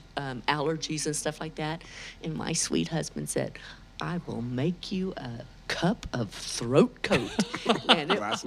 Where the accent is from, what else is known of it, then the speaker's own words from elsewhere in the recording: Houston, Texas, United States; accent: Texas drawl; also born or lived in Lubbock; We moved to Houston. I have a younger brother. Grew up in Houston, went to high school